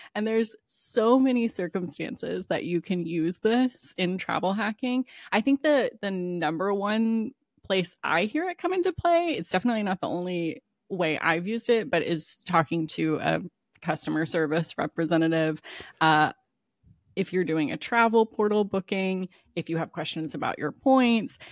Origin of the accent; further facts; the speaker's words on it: Maryland and Kentucky, United States; now in Florida, United States; I grew up in Maryland and Kentucky. So, like, I know I live in Florida now